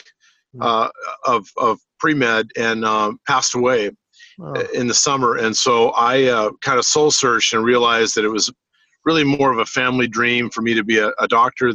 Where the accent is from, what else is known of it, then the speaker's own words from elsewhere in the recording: Orange, California, United States; also born or lived in Los Angeles, California; I was born in Los Angeles, California, and grew up in the city of Orange, California